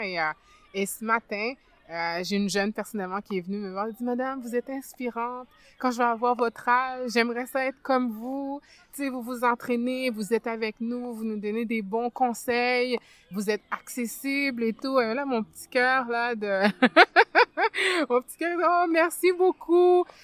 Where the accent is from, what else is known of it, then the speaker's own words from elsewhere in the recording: Montreal, Quebec, Canada; also born or lived in France / Ottawa; now in Montreal, Canada; Je suis arrivée euh, au Québec euh, en 89. À cette époque-là, j'avais 9 ans. Je suis née en France, donc on est venu de la France à ici. J'ai beaucoup grandi plus dans le quartier Saint-Michel